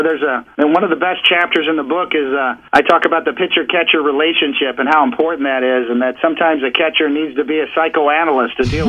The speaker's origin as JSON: {"language": "English", "town": "Kansas City", "region": "Missouri", "country": "United States", "tie": "born or raised there", "moved": "as an adult", "lives_now": "New York City, United States", "said": "Here I am 30 plus years later, and I'm a New Yorker now, and I'm a kid who grew up in Kansas City in the Midwest, and I had never even been to New York before"}